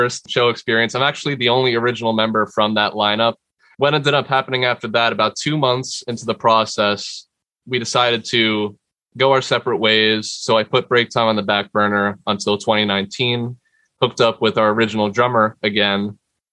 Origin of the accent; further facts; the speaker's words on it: Bayonne, New Jersey, United States; I'm from Bayonne, New Jersey